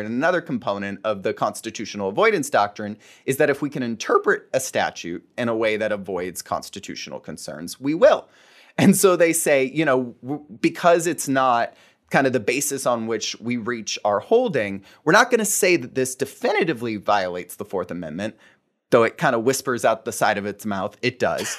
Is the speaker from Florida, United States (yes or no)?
yes; Fort Myers, Florida, United States; I was born and raised in Fort Myers, Florida.